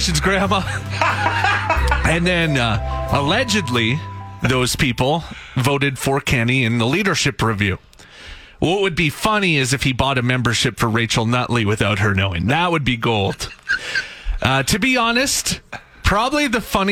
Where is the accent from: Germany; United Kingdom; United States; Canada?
Canada; Saskatchewan; growing up in Saskatchewan